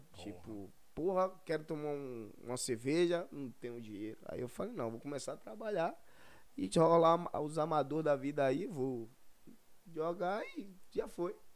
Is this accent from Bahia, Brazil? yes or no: yes; Feira de Santana, Bahia, Brazil; Sim, sou de Feira Santana